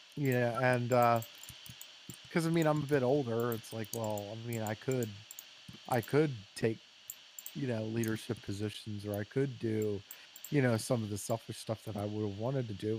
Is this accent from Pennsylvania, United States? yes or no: yes; Lancaster, Pennsylvania, United States; I grew up in Lancaster